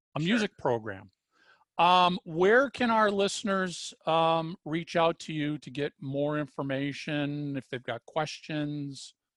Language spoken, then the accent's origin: English; Minnesota, United States; I was brought up in Minnesota